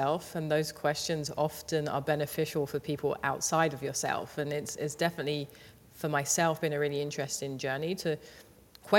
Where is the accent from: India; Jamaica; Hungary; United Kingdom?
United Kingdom; London; I grew up in Southeast London in a place called Thamesmead